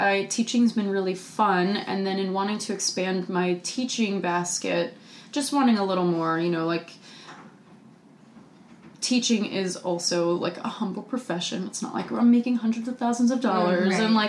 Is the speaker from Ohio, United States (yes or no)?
no; North Carolina, United States; got on the phone with one of my childhood friends who I grew up dancing with in North Carolina